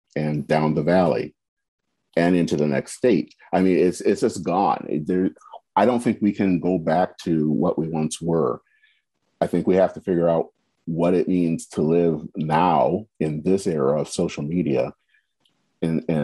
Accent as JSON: {"language": "English", "country": "United States", "said": "We are Americans"}